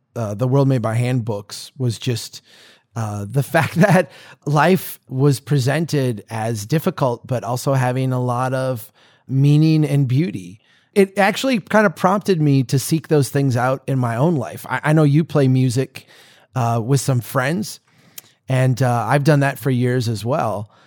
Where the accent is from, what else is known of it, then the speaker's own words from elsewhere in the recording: United States; As an American